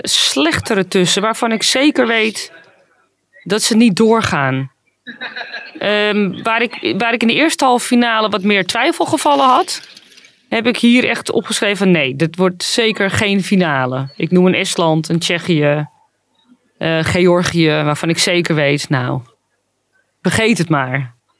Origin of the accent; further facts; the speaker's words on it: Netherlands; mij als, als Nederlandse